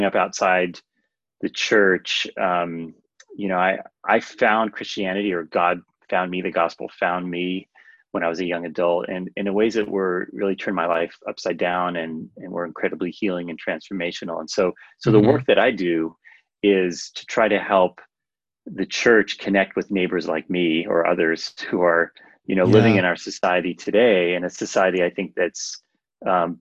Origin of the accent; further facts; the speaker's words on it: California coast, United States; now in Minnesota, United States; so I've lived in Minnesota for 15 years, but I grew up on the California coast where the weather's a little milder